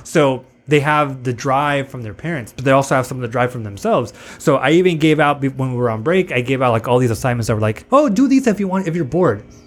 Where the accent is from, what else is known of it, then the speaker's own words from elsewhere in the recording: Tijuana, Baja California, Mexico; moved away; also born or lived in National City, California, United States; I live in Tijuana